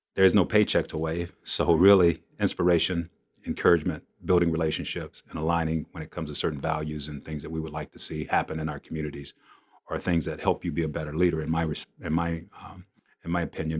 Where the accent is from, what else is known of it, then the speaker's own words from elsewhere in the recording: Shaw, South Carolina, United States; I grew up in Shaw, South Carolina, small town, uh, not too far from Myrtle Beach